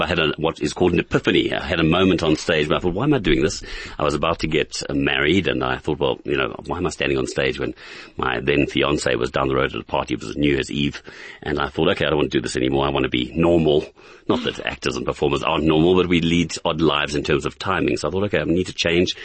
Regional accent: Johannesburg, Gauteng, South Africa; I grew up in Emerentia in Johannesburg, and in the 60s and 70s, a long time ago

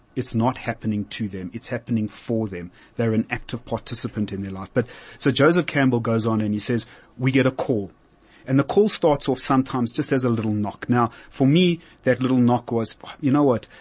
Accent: South Africa; I'm a South African and moved on

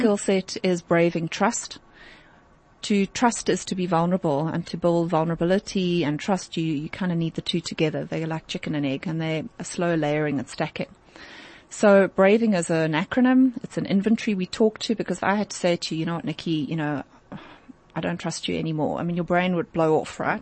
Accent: South Africa; as a South African

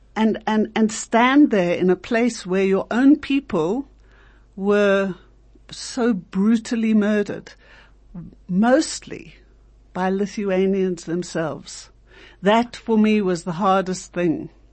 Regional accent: South Africa; we as South African Jews

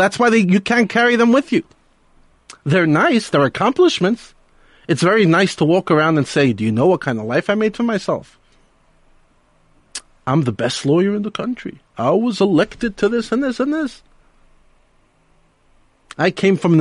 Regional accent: New York City, New York, United States; one of the rabbis I grew up with in Brooklyn, in New York.

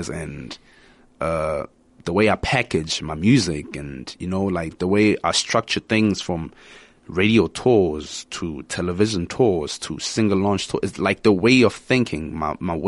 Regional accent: Vosloorus township, Gauteng, South Africa; I'm from Foslo in the Kasi

